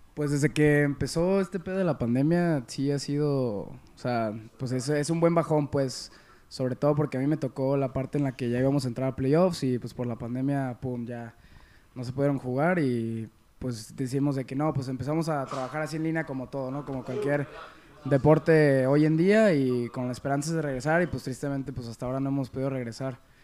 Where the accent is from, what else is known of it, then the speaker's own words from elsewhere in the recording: Mexico; also born or lived in United States; uno que es nacido mexicano